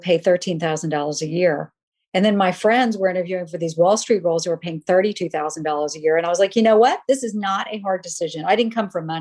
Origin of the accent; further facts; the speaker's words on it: Charleston, South Carolina, United States; moved away as an adult; also born or lived in New York; I want to see if I can make it in New York from Charleston